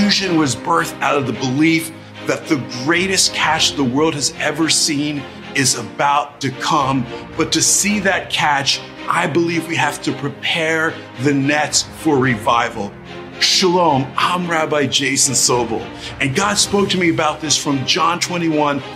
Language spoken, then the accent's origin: English; New Jersey, United States; I grew up in the Holy Land, New Jersey